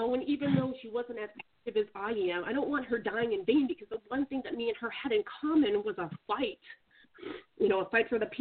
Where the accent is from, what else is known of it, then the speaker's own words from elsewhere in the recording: Alaska, United States; moved away; I'm from Alaska, I just moved down here